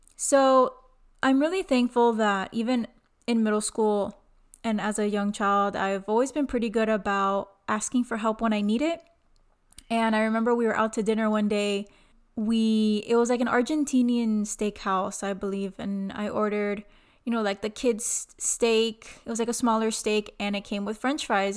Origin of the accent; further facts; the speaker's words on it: Miami, Florida, United States; I was born and raised in Miami, Florida